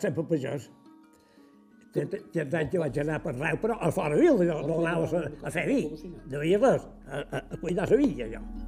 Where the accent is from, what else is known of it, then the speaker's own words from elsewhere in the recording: Sant Macià, Balearic Islands, Spain; jo ja vaig néixer aquí a Sant Macià